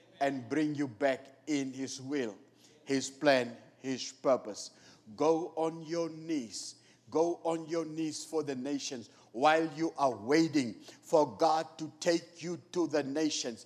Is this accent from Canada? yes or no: no; Namibia; moved away; I'm from Namibia